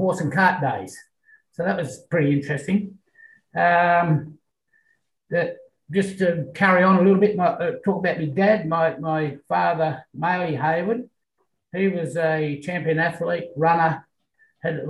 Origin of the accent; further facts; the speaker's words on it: Katanning, Western Australia, Australia; also born or lived in Collie, Western Australia / Perth, Western Australia; I grew up in Katanning. I was in Katanning till I was 14. And then Dad was transferred in the railways to Collie